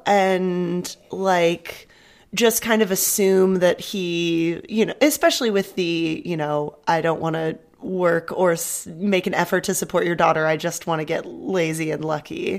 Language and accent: English; San Diego, California, United States; moved away as an adult; now in Berlin, Germany; growing up in San Diego